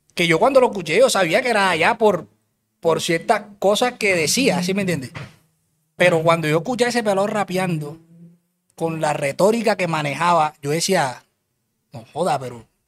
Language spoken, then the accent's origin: Spanish; Cartagena, Bolívar, Colombia; yo soy de Cartagena, de Cartagena